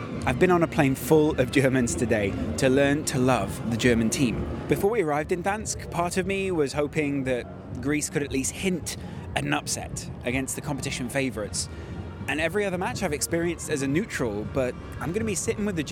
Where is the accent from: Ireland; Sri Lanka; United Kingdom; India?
United Kingdom; England; as an English guy